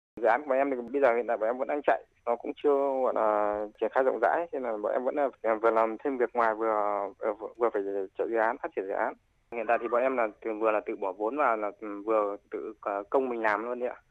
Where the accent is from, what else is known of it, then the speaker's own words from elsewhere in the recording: Thai Nguyen, Vietnam; Em đến từ Thái Nguyên